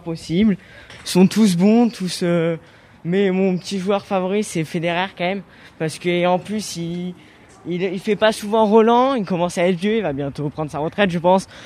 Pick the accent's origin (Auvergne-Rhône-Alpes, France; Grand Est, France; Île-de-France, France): Auvergne-Rhône-Alpes, France; Lyon; j'ai 14 ans et euh, je viens de Lyon